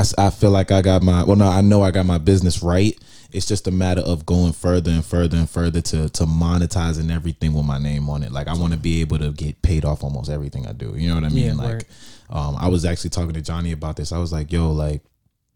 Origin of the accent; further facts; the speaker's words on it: New Jersey, United States; I come from Jersey, so it's like that up north shit